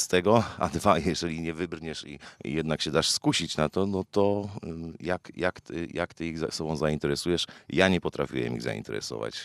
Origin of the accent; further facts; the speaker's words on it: Wałbrzych, Lower Silesian Voivodeship, Poland; Jestem z Wałbrzycha, bardzo lubię to miasto